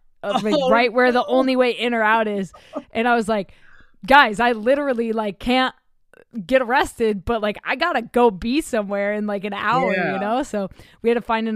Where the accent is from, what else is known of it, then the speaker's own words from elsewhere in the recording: Oklahoma, United States; moved away; I'm from Oklahoma originally.